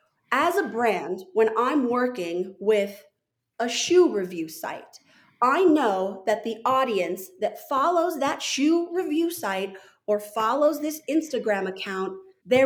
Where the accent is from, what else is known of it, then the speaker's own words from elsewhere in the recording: Santa Fe, New Mexico, United States; moved away; also born or lived in Washington, D.C. / Park City, Utah; I grew up in Santa Fe, New Mexico